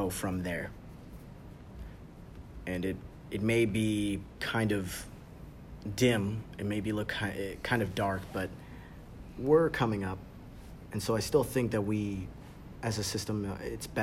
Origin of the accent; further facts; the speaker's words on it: United States; I am African American